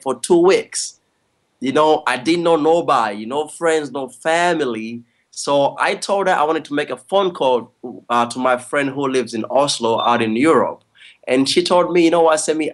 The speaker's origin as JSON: {"language": "English", "town": "Kampala", "country": "Uganda", "tie": "born or raised there", "moved": "as an adult", "lives_now": "Los Angeles, United States", "said": "I'm from Uganda, East Africa"}